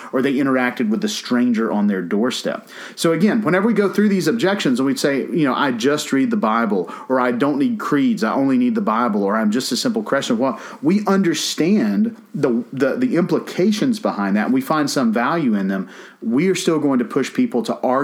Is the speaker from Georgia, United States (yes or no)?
yes; Georgia, United States; I'm from Georgia.